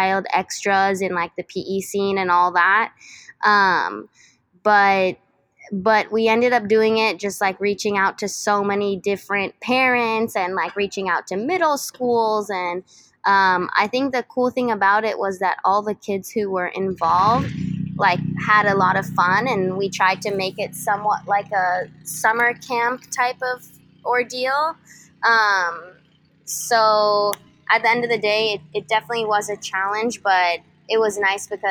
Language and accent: English; San Diego, California, United States; I'm from San Diego, and I went to a school called Canyon Crest Academy